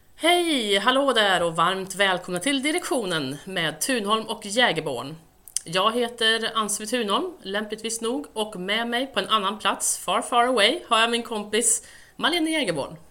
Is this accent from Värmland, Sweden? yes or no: yes; Säffle, Värmland, Sweden; moved away; Jag kommer ju från Värmland från början